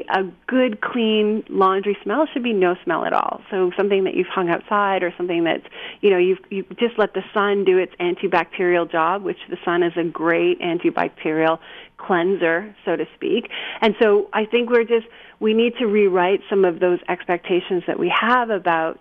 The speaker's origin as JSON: {"language": "English", "country": "Canada", "also_born_or_lived": "Japan", "moved": "yes", "lives_now": "United States", "said": "I'm not originally from here. I'm from Canada"}